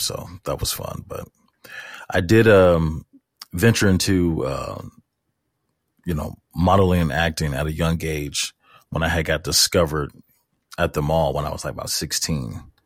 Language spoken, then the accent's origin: English; St. Louis, Missouri, United States; I was born and raised in Saint Louis, Missouri